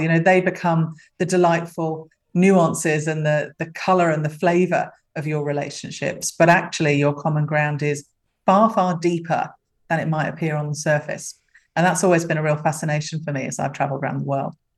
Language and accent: English; London, United Kingdom; also born or lived in Africa / Middle East / Europe; now in Australia; I'm a Londoner by birth. Uh, come from a very big West London family. And uh, came to Australia via Africa and the Middle East and Europe